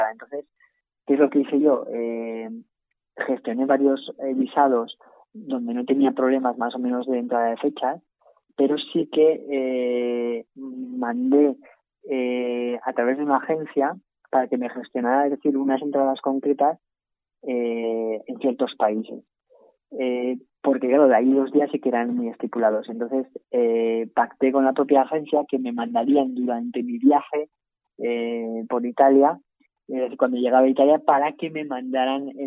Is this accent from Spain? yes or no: yes; Spain; moved away; yo salí de España sin pasaporte.